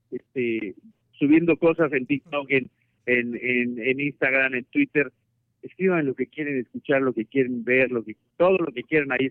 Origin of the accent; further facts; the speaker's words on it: Mexico; créeme que yo soy el mexicano más orgulloso de nuestra selección